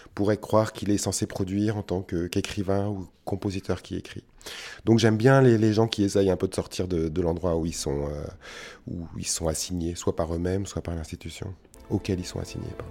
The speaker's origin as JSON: {"language": "French", "country": "France", "said": "dans notre pays"}